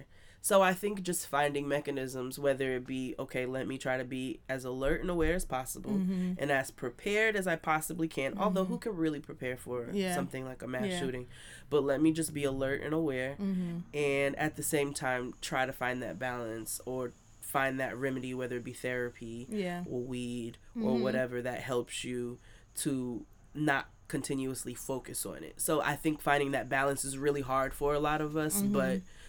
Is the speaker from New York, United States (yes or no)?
yes; New York City, New York, United States; also born or lived in Texas / Boston; I grew up all over the place. I'm from everywhere. I'm from New York and... I lived in Texas for some time, in Boston for a couple of years.